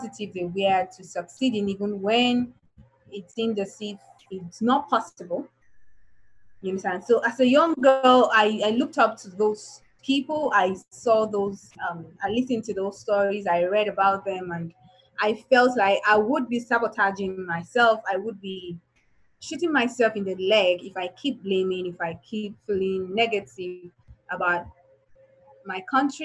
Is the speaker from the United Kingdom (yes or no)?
no; Nigeria; why was I born in Nigeria